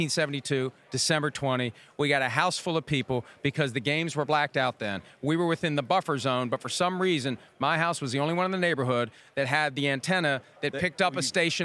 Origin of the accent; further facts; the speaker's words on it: Wheeling, West Virginia, United States; I grew up in Wheeling